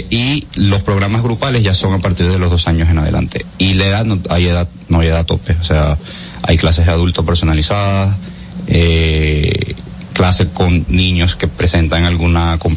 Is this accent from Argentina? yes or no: no; Caracas, Capital District, Venezuela; now in Dominican Republic; yo vengo de Caracas, yo soy de Venezuela